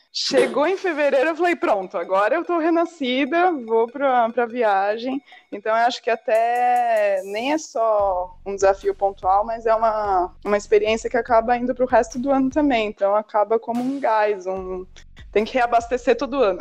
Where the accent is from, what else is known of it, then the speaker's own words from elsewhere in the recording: São Paulo, Brazil; eu cresci em São Paulo